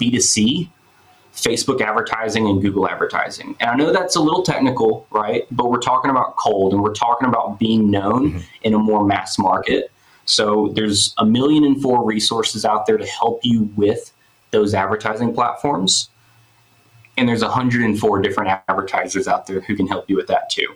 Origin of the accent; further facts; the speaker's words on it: Memphis, Tennessee, United States; moved away; I'm from Memphis originally